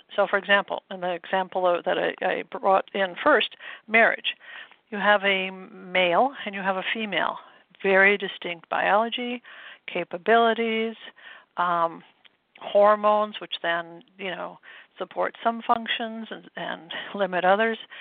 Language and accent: English; Midwest, United States; moved away as an adult; now in New England, United States; I grew up in the Midwest, and I came out east to go to school